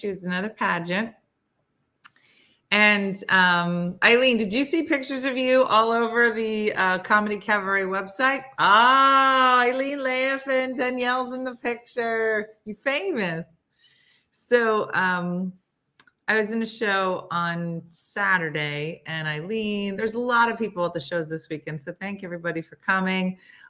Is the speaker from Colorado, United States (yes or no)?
no; Florida, United States; Today I'm watching from Mississippi, but I'm from Florida.